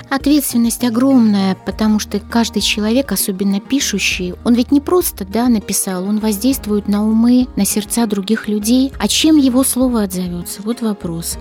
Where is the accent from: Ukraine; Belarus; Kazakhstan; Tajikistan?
Belarus; я родилась в Беларуси